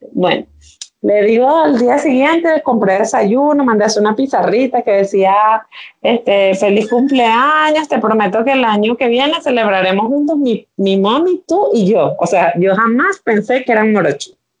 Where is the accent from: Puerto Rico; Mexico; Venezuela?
Venezuela; vivo en Venezuela, soy venezolana, viviendo en Venezuela